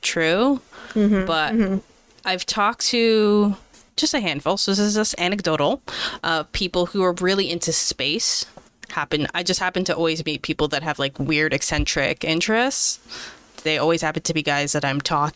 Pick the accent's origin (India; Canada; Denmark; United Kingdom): Canada; as a Canadian